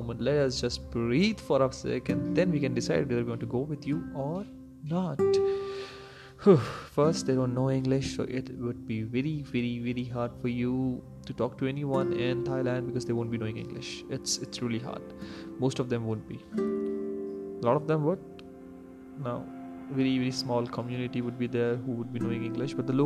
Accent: India; since we are from India

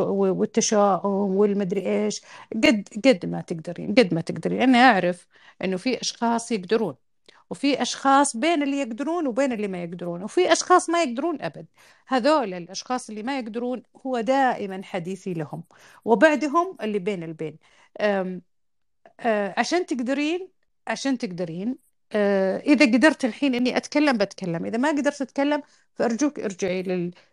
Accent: Al-Qassim, Saudi Arabia; أنا من القصيم وأعرف إيش كانت البيئة في القصيم

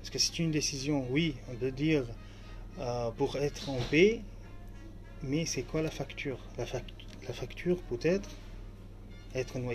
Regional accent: Aleppo, Aleppo Governorate, Syria; first language Arabic; French is a second language; moved away as an adult; now in France; Alep, euh, exactement, ma ville natale.

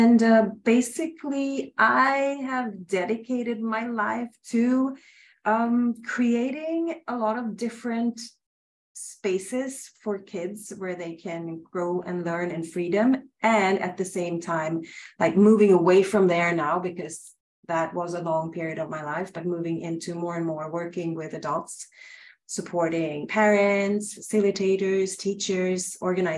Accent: Sweden; moved away as an adult; now in Mexico; I'm originally from Sweden

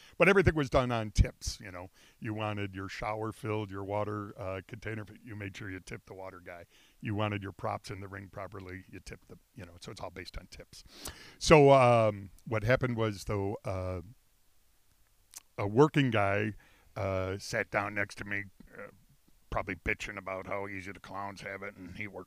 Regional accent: Buffalo, New York, United States; me growing up, and I had a miniature circus in my basement. I grew up on Pawnee Parkway

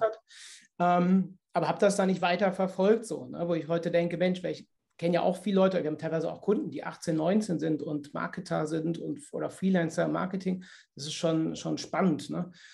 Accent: Cologne, North Rhine-Westphalia, Germany; bei uns in Köln

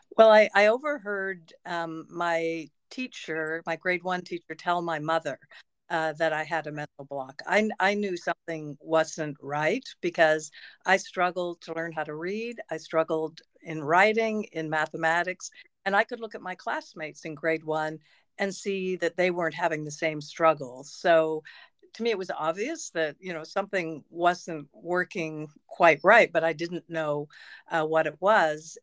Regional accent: Peterborough, Ontario, Canada; also born or lived in Toronto; I was born in Toronto, which is a large city, but I grew up in Peterborough

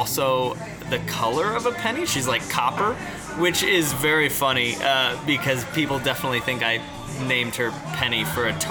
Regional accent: Kansas City, Missouri, United States; moved away as an adult; also born or lived in Columbia, Missouri; now in Chicago, United States; growing up in Kansas City with a mom who's very Polish

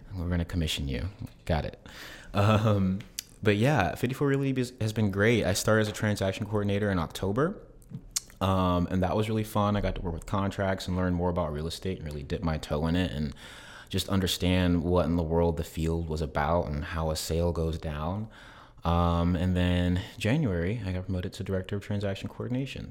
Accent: South Carolina, United States; moved away as an adult; now in Tampa, United States; I am originally from South Carolina

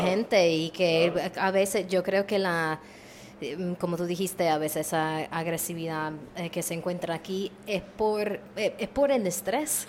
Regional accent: Maryland, United States; now in Puerto Rico; yo soy originalmente de Maryland

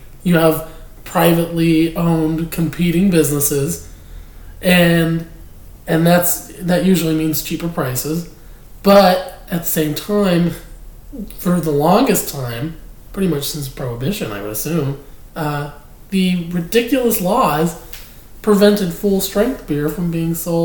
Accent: Pennsylvania, United States; moved away; growing up in Pennsylvania

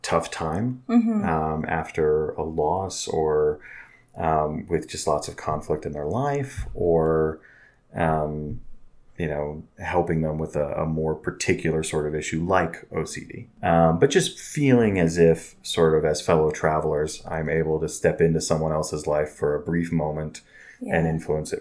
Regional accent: Oklahoma, United States; moved away as an adult; also born or lived in California / Houston, Texas / Central America; now in Utah, United States; a medium-sized town in Oklahoma, where I lived most of my childhood and adolescence

